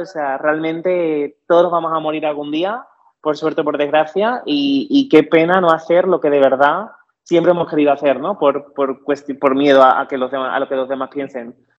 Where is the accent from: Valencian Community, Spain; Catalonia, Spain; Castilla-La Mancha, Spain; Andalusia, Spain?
Andalusia, Spain; Cádiz; nací y crecí en Cádiz